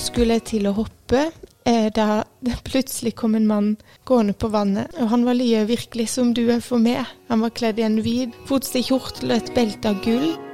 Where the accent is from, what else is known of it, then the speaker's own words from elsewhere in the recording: Grimstad, Agder, Norway; also born or lived in Tromøya; Jeg er eh, fra Grimstad. Jeg eh, ble født på Tromøya, men jeg har bodd i Grimstad fra jeg var ett og et halvt år.